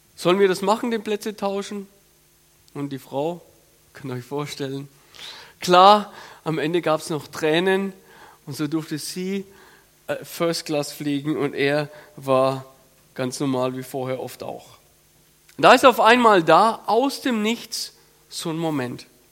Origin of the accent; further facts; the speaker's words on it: Franconia, Bavaria, Germany; ich komme aus dem Fränkischen, so dörfliche Struktur